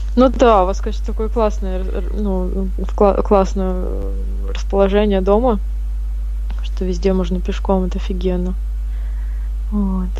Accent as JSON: {"language": "Russian", "region": "Kamchatka Krai", "country": "Russia", "tie": "born or raised there", "moved": "yes", "lives_now": "Saratov, Russia", "said": "родилась на Камчатке и выросла там, и мои родители там живут"}